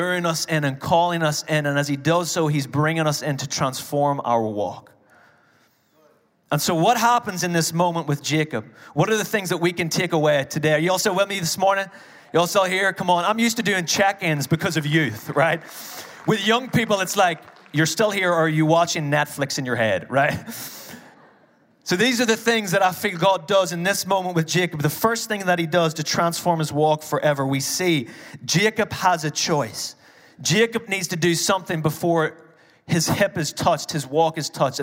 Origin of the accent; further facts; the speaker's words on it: Ireland; as an Irish person